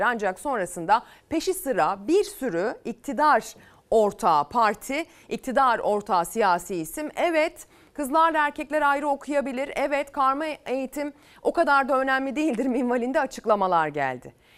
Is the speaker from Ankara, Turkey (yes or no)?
no; Selçuk, İzmir, Turkey; İzmir Selçuk'a götüreceğim. Memleketim sayılır